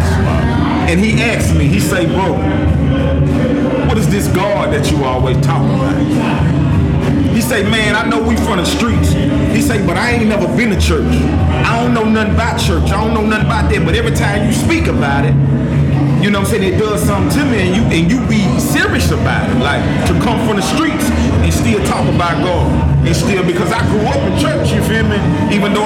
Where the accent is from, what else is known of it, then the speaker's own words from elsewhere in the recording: Hammond, Louisiana, United States; I'm from Hamtown, man. Everybody know, you know, Hamtown, 985, it's tatted on my arms